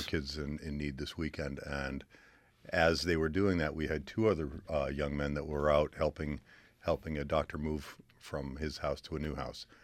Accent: Columbia, Connecticut, United States; now in Willimantic, United States; I'm from Columbia. I grew up in Columbia with my mom, my dad, my brother and sister.

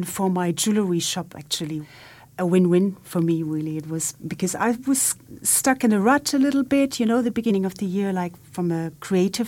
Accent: Germany; now in Tynemouth, United Kingdom; I'm from Germany

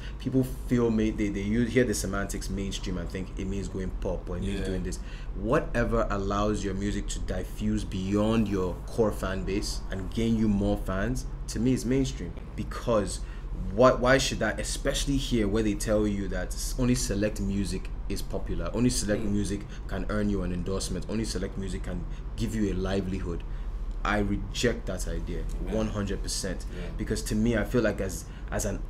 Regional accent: Nigeria; I'm Nigerian. I live in Nigeria.

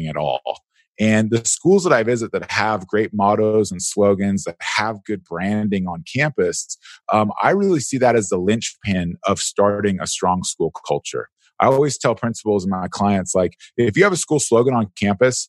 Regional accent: San Diego, California, United States; I grew up in San Diego

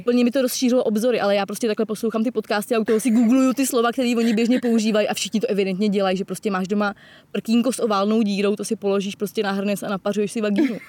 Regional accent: Most, Ústí nad Labem Region, Czechia; also born or lived in Prague; now in Czech Republic; původně jsem samozřejmě z Mostu, ale jako nikdy jsem nebydlela mimo město

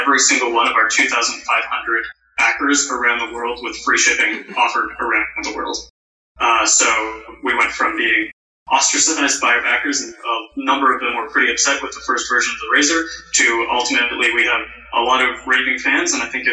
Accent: Canada; we're Canadian

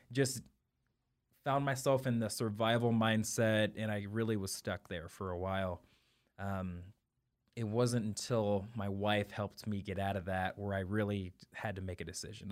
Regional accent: St. Joseph, Missouri, United States; also born or lived in Kansas City; Kansas City born, um, raised in Saint Joe, Missouri

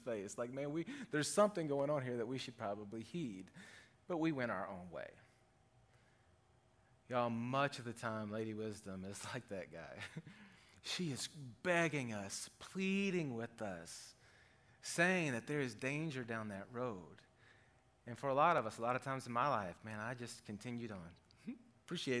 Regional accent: Arkansas, United States; we're from Arkansas

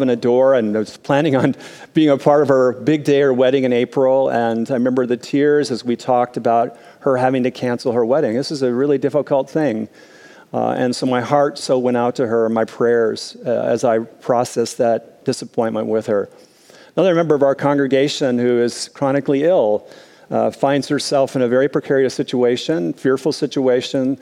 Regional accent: Minnesota, United States; as a kid growing up in Minnesota, I experienced lots of snow days

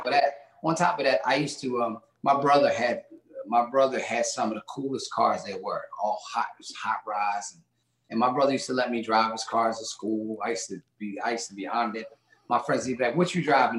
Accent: Philadelphia, Pennsylvania, United States; Gang war was big time when I was growing up in Philly and in Southwest Philadelphia

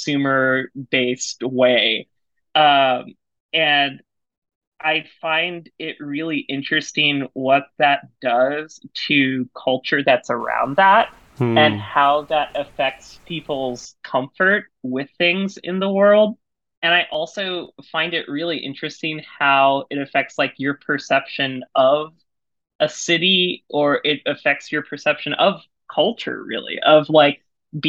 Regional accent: San Antonio, Texas, United States; growing up where I grew up in San Antonio, Texas, in the like late 90s and early 2000s

